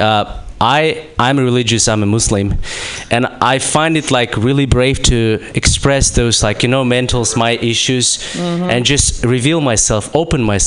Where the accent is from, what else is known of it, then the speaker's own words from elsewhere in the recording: Kazakhstan; I'm from Kazakhstan